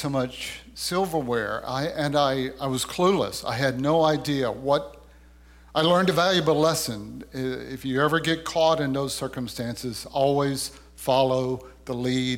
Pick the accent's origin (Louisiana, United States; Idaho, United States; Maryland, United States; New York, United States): Louisiana, United States; I was a young man who had grown up in the woods of Louisiana.